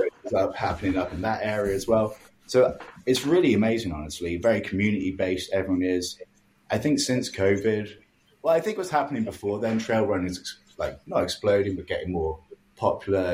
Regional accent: England, United Kingdom; now in Halifax, Canada; growing up in England, I lived in the city

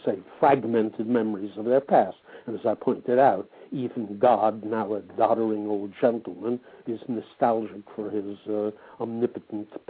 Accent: United States; moved away as an adult; now in France; those were 20 years in my life. So I am American

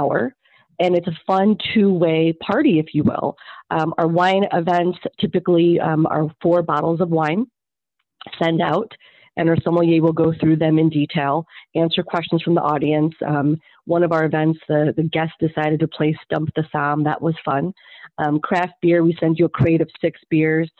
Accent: Macomb County, Michigan, United States; moved away as an adult; also born or lived in Chicago; I'm from the area, so I grew up in Macomb County and went to Chippewa, and I spent 20 years in Chicago after graduating from Western

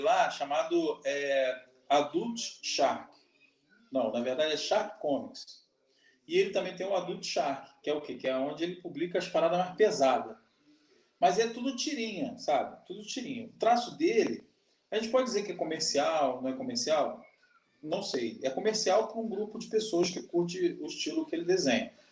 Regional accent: Brazil; eu sou brasileiro

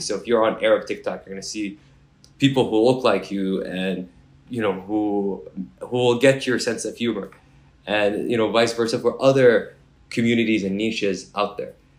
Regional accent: Mississauga, Ontario, Canada; also born or lived in Kuwait; I grew up in Mississauga

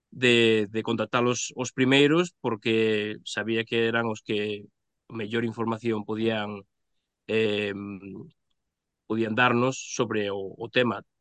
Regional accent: Pontevedra, Galicia, Spain; eu son de Pontevedra

